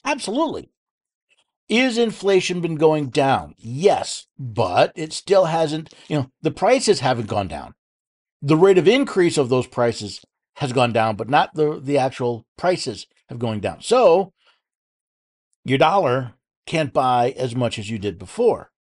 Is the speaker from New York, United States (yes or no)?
yes; New York City, New York, United States; moved away; the state of New York, my old stomping grounds. I was born in New York City